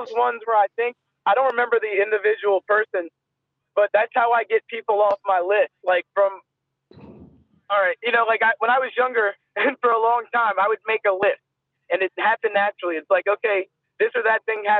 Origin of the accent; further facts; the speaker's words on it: United States; as an American